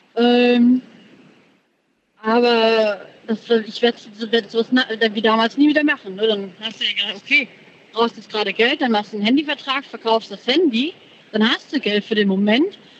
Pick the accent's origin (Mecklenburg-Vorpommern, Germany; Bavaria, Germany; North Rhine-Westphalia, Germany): North Rhine-Westphalia, Germany; Moers; Ich komme aus Mörs, in der Nähe von Krefeld.